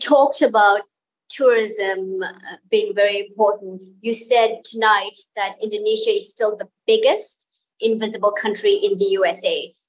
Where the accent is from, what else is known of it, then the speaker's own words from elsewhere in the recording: Australia; now in New York, United States; I come from Australia.